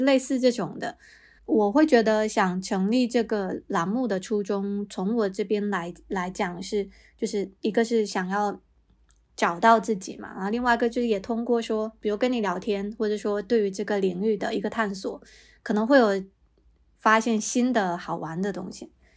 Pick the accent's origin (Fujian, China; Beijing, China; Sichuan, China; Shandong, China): Fujian, China; 我也是闽南人